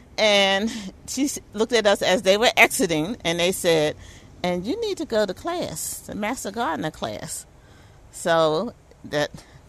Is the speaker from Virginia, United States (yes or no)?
yes; Virginia, United States; now in Baltimore, United States; I was born here, but I was raised in part in Virginia.